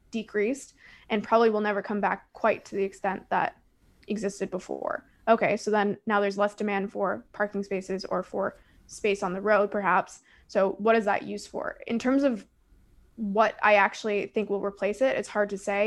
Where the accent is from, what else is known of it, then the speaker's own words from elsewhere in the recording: Toronto, Ontario, Canada; I'm from Toronto